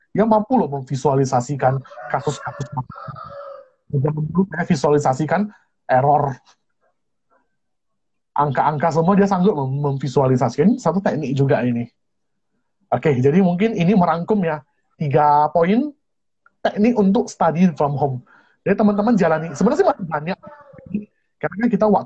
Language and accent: Indonesian; Pematang Siantar, North Sumatra, Indonesia; Saya ini dari kota Pematang Siantar, lulusan SMA Metodis. Mana tahu ada teman-teman dari sekolah Metodis Pematang Siantar, boleh hello-hello juga ya.